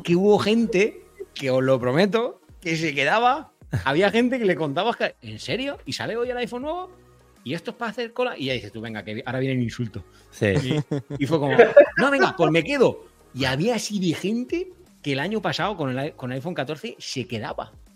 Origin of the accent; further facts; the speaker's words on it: Elche, Valencian Community, Spain; soy de Elche, no soy de, Murcia